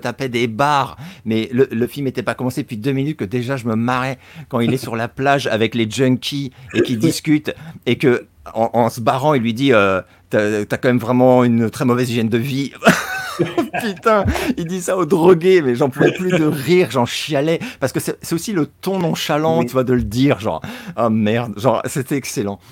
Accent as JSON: {"language": "French", "country": "France", "said": "en tant que Français"}